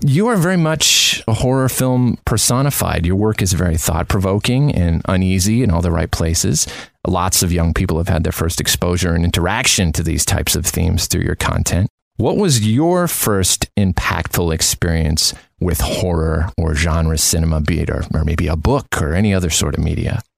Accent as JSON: {"language": "English", "country": "Canada", "moved": "as an adult", "lives_now": "Los Angeles, United States", "said": "I'm from Canada originally, so I moved here in 2005"}